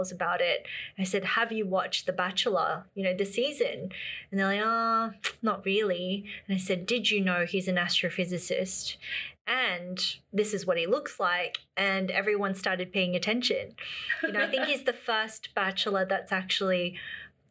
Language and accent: English; Australia; also born or lived in Shanghai, China / Beijing, China; So I'm an Australian-born Chinese. My mother is Shanghainese. My dad is from Hong Kong.